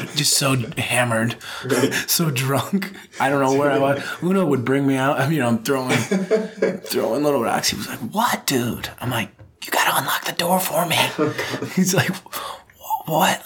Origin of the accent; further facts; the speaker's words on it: United States; moved away as an adult; also born or lived in Liverpool / Birkenhead; now in Japan; as an American